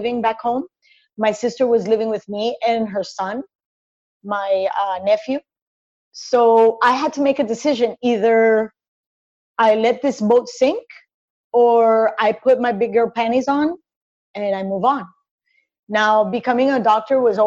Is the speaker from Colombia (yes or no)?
yes; Cali, Valle del Cauca, Colombia; moved away as an adult; born and raised in Cali, Colombia